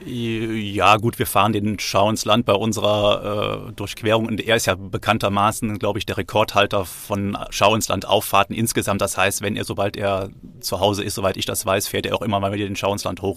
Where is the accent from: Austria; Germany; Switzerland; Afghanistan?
Germany; Rhineland; moved away as an adult; now in Freiburg, Germany; Ich bin Rheinländer äh, und äh, bin, im Rheinland quasi geboren und auch aufgewachsen